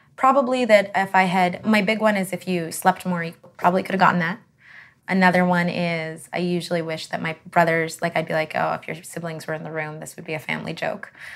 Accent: Canada; I'm Canadian

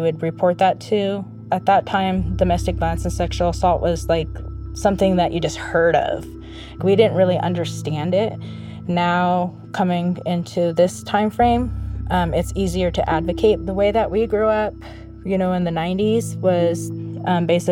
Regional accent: Hoopa, California, United States; We grew up poor here on the Hoopa Indian Reservation

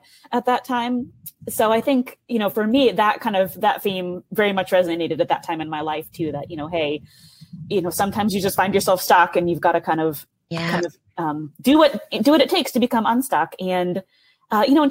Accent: Tacoma, Washington, United States; moved away as an adult; now in Chicago, United States; So I grew up in Tacoma, Washington

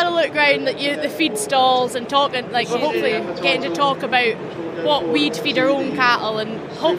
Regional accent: Caithness, Scotland, United Kingdom; And I'm from Caithness, up as far as north as you can get.

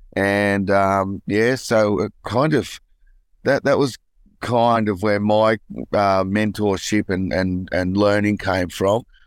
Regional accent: Newcastle, New South Wales, Australia; growing up in Newcastle, it was all about, uh, footy and surfing for me.

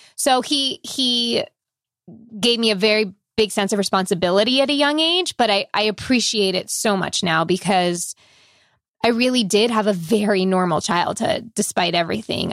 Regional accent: Long Island, New York, United States; I grew up on Long Island

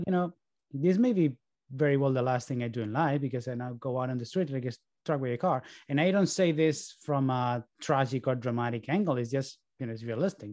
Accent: Barcelona, Catalonia, Spain; moved away as an adult; also born or lived in New York, United States; now in Boston, United States; my parents moved to Barcelona when I was three so, you know, by all means, I am Spanish

